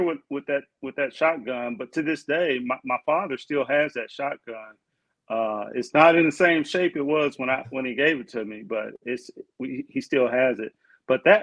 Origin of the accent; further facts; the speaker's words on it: Jackson, Mississippi, United States; moved away as an adult; also born or lived in Pennsylvania; now in Texas, United States; I grew up in Mississippi, right? Jackson, Mississippi.